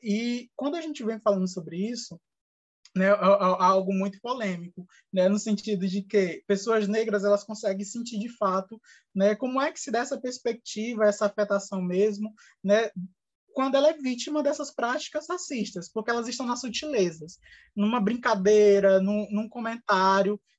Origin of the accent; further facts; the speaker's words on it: Brazil; a nossa realidade enquanto brasileiros e brasileiras